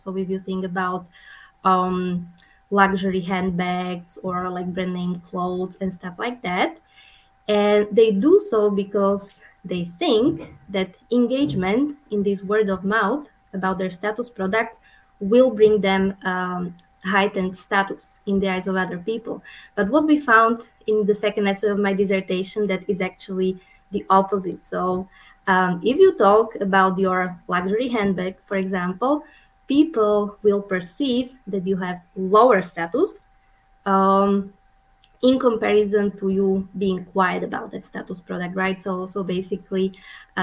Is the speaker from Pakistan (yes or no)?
no; Slovakia; moved away as an adult; also born or lived in Vienna, Austria / Orlando, Florida, United States / Montpellier, France; now in Omaha, United States; I'm originally from Slovakia, which is a tiny country in the middle of Europe